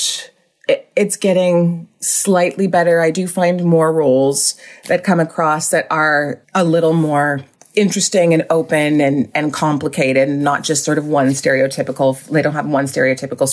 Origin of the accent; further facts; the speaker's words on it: Whitby, Ontario, Canada; also born or lived in Vancouver / Montreal; I grew up in Vancouver until I was around seven and then moved to Ontario